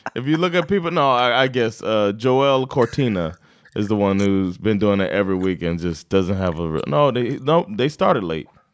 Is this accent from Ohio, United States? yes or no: no; Florida, United States; I'm from Florida